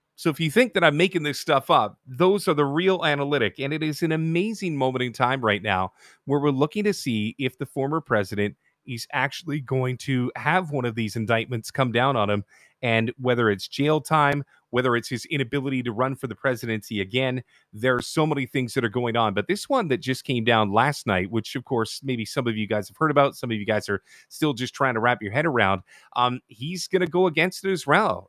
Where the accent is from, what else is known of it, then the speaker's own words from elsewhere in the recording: Canada; being a Canadian